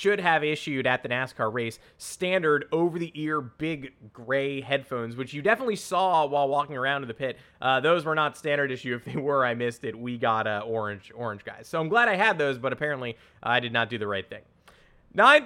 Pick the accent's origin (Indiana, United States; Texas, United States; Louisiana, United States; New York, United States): New York, United States; I'm from New York